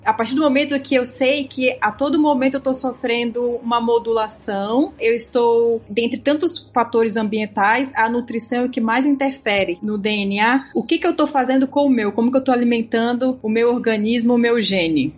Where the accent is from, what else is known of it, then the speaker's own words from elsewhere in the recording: Rondônia, Brazil; Vez ou outra meu sotaque me entrega porque eu sou de Rondônia